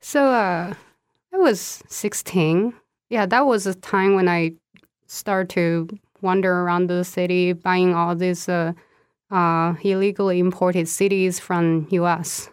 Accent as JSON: {"language": "English", "region": "Sichuan", "country": "China", "tie": "born or raised there", "also_born_or_lived": "Nebraska / Athens, Ohio", "first_language": "Sichuanese", "second_language": "English", "moved": "as an adult", "lives_now": "United States", "said": "I was born and raised in Sichuan"}